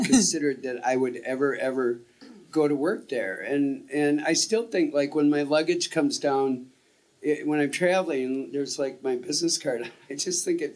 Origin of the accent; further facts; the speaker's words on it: Midwest, United States; we're both from the Midwest